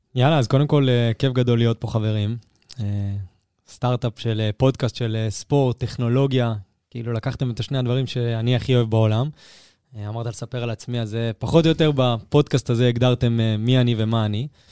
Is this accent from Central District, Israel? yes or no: no; Herzliya, Tel Aviv District, Israel; אני מהרצליה הירוקה